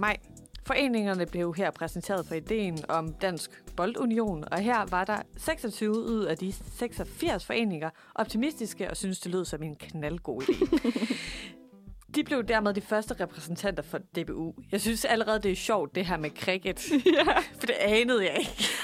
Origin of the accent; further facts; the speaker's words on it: Svendborg, Southern Denmark, Denmark; jeg er selv fra Svendborg